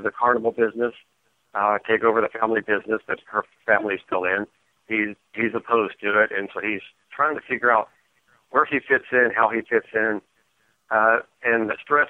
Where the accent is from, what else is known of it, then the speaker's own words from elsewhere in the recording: Ohio, United States; Mike and I grew up in Ohio with our sisters